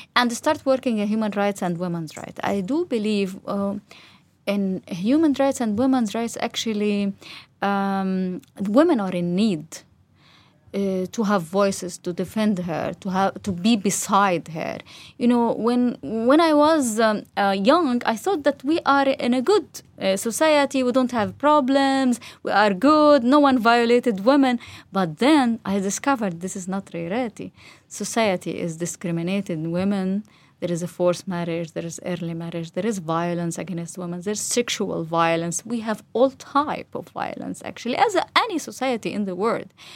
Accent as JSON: {"language": "English", "town": "Gaza", "region": "Gaza Strip", "country": "Palestine", "tie": "born or raised there", "also_born_or_lived": "West Bank", "said": "I raised up in Gaza. All my life was in Gaza, just to study, uh, my university in, outside in West Bank"}